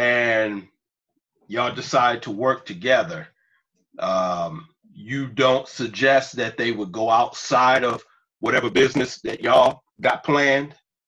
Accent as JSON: {"language": "English", "region": "Michigan", "country": "United States", "said": "I come from Michigan."}